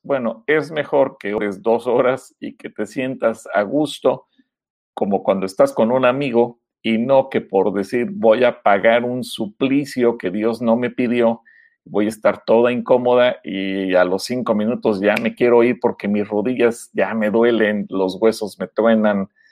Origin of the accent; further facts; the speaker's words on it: Mexico; nuestra cultura de origen como pueblo mexicano